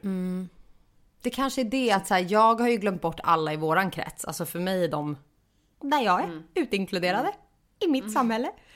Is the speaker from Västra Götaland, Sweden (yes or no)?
no; Stockholm, Stockholm County, Sweden; moved away as an adult; now in Gothenburg, Sweden; nu när jag bor i Göteborg för att jag är stockholmare